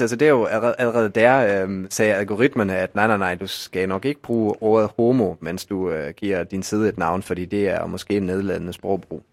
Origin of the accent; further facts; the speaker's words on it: Bremen, Germany; now in Denmark; min fødeby Bremen